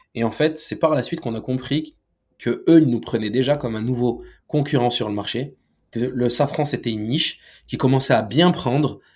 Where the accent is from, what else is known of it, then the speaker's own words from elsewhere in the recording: France; Nous, on est né en France, on est français